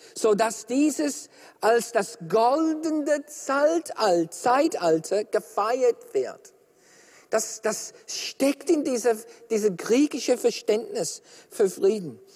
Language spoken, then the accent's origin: German; Australia; ich bin Australier